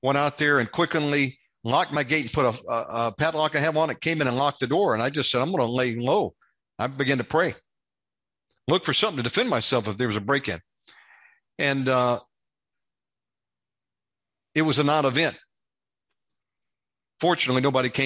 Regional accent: United States; moved away as an adult; now in Indonesia; an American living over here

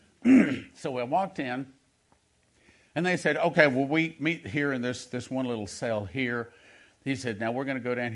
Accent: Texas, United States; I'm from Texas

